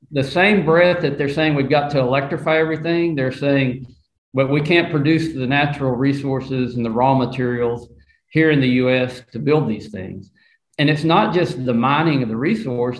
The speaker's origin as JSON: {"language": "English", "region": "Arkansas", "country": "United States", "said": "I'm from the South"}